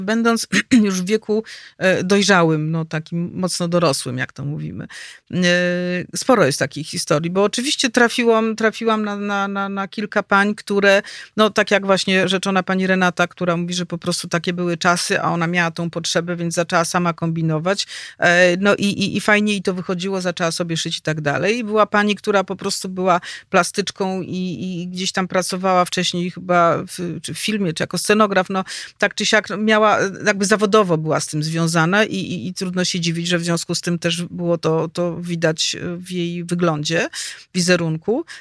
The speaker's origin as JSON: {"language": "Polish", "town": "Warsaw", "region": "Masovian Voivodeship", "country": "Poland", "tie": "born or raised there", "said": "Ja jestem rodowitą warszawianką, urodziłam się tu, wychowałam"}